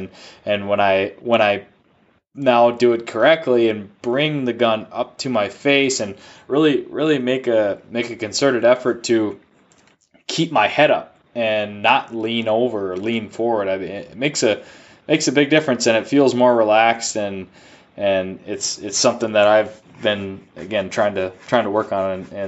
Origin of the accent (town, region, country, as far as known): United States